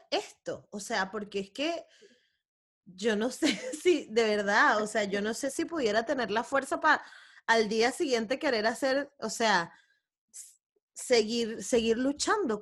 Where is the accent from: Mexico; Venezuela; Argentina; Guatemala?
Venezuela; yo soy venezolana